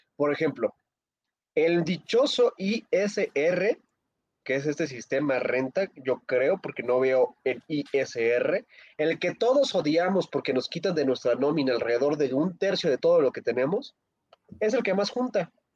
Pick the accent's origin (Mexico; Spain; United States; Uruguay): Mexico; Zinacantepec, State of Mexico; Hoy visitó a Sinacantepec